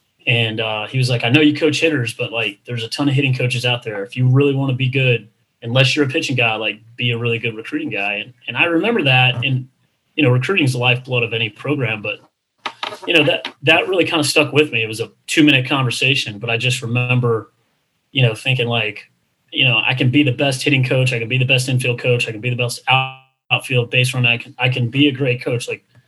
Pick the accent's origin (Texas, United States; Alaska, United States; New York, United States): Texas, United States; born there; I was born in Texas